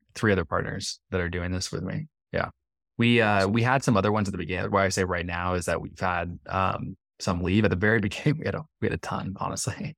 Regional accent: San Jose, California, United States; moved away as an adult; also born or lived in San Diego, California; now in Medellin, Colombia; I'm from California, I'm from San Jose, California, up in the Bay Area.

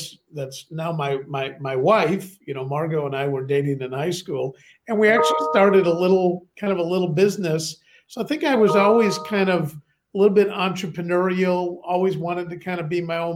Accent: Chicago, Illinois, United States; also born or lived in London, United Kingdom; now in Bath, United Kingdom; Originally in Chicago, in the city where I grew up. And then after both my parents passed away, I was in that orphanages and foster homes, but all around the Chicago area.

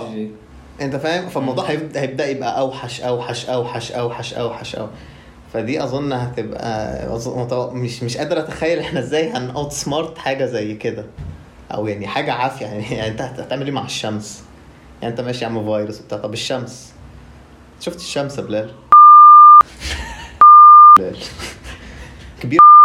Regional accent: Egypt; إحنا كلنا كمصريين

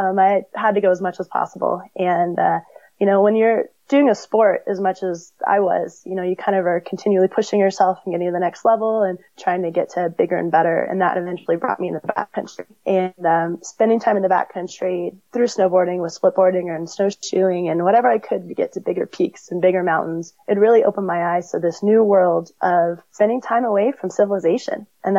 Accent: California, United States; In California, yep. So I grew up near Big Bear.

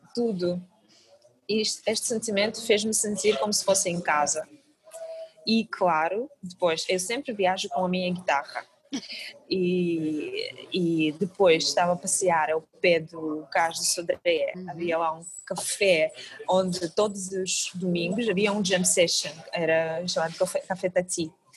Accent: Kazakhstan; Portuguese is a second language; moved away as an adult; now in Portugal; realmente sou de, do Cazaquistão, é uma terra super longe daqui

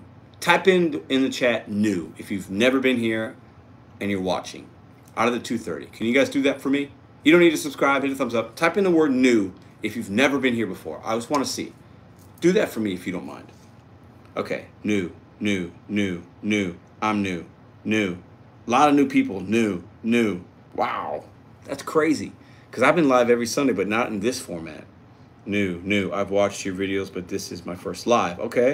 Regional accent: St. Louis, Missouri, United States; Love Memphis, a lot of similarities from to Memphis to St. Louis. I'm from St. Louis, so.

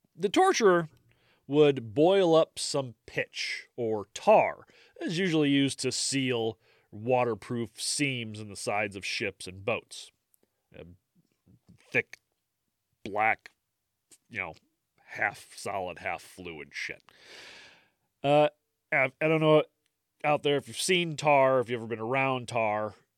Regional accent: United States; I'm American

